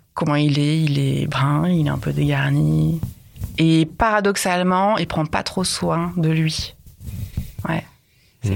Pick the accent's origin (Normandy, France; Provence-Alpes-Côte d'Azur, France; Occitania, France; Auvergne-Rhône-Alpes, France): Auvergne-Rhône-Alpes, France; Lyon; je viens de Lyon